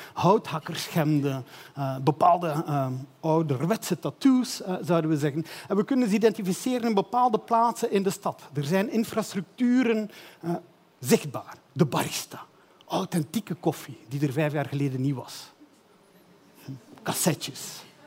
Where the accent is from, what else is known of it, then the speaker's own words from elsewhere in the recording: Belgium; Ik ben een Belg.